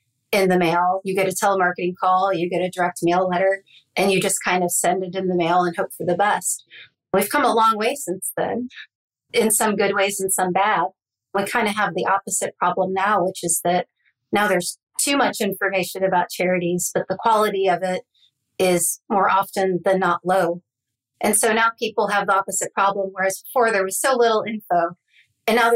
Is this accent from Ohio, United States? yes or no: yes; Northeast Ohio, United States; I grew up in Northeast Ohio, not, you know, about 45 minutes away from Cleveland, not far from Kent State University